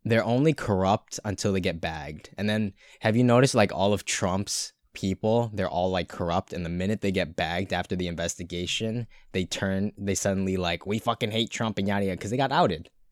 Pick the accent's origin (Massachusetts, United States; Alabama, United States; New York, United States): Massachusetts, United States; Brighton; I'm no longer in Brighton. So I'd have to troop thirty minutes back to my hometown